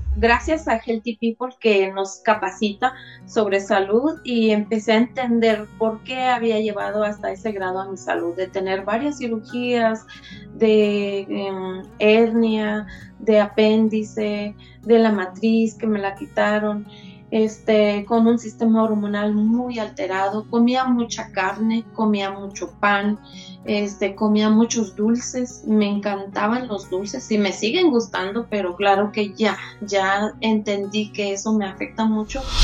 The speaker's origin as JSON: {"language": "Spanish", "region": "Chiapas", "country": "Mexico", "moved": "as an adult", "lives_now": "Ciudad Juárez, Mexico", "said": "yo soy de Chiapas y radico ya desde hace como 32 años aquí en Ciudad Juárez"}